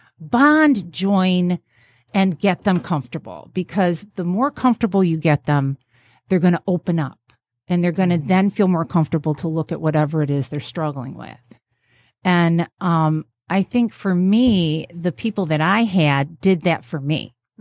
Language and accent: English; New York, United States; now in Midwest, United States; And I moved to the Midwest from New York State.